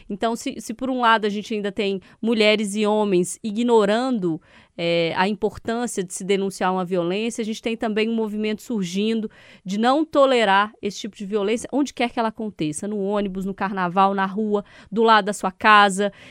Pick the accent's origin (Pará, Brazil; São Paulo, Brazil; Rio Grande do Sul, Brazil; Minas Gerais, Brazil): Minas Gerais, Brazil; Diamantina; Se eu for lembrar aqui da minha juventude, carnaval em Diamantina, super comum.